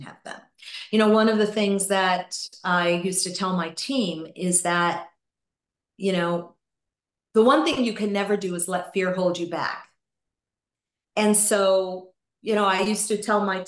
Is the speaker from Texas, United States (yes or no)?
no; Gloucester, Massachusetts, United States; moved away; my husband and I bought a second place back in my hometown of Gloucester, Massachusetts